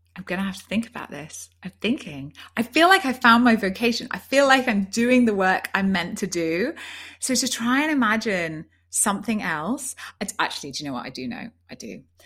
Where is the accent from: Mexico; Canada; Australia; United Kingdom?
United Kingdom; Yorkshire and the Humber; moved away as an adult; also born or lived in London / Rome; I'm a girl from Yorkshire and, and up in the north.